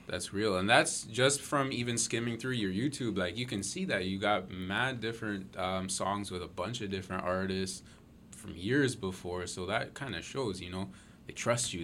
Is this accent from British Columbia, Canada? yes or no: no; Mississauga, Ontario, Canada; we're all from Mississauga